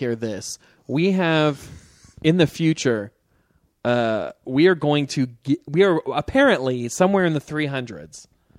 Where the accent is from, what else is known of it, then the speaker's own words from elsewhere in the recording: Missouri, United States; No, I'm from Missouri, if you can believe it. You ever heard of it?